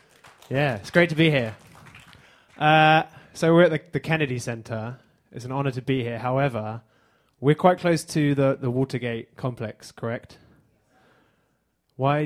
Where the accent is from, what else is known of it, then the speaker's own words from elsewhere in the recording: England, United Kingdom; now in United States; I'm from England.